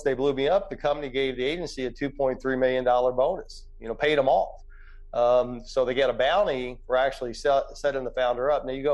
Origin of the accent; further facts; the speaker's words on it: Jeffersonville, Indiana, United States; also born or lived in Muncie, Indiana; went back to Jeffersonville, Indiana, my hometown